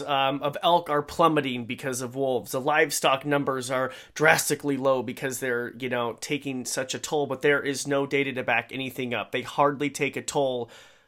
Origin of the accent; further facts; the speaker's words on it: Idaho, United States; I'm from Idaho, so we say Coyote